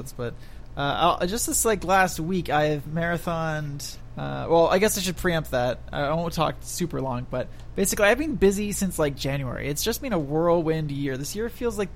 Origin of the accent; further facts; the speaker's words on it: Canada; I'm Canadian